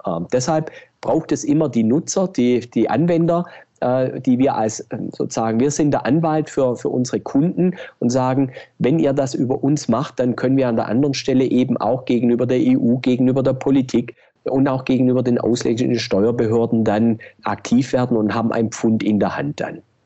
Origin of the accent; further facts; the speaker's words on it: Germany; wir als Deutsche